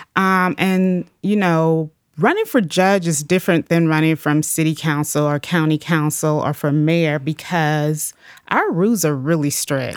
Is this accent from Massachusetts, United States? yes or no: no; Atlanta, Georgia, United States; moved away as an adult; now in Cleveland, United States; I'm originally from Atlanta, Georgia